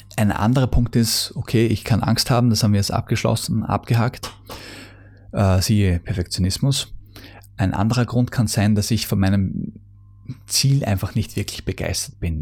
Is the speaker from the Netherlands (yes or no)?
no; Austria; bei uns in Österreich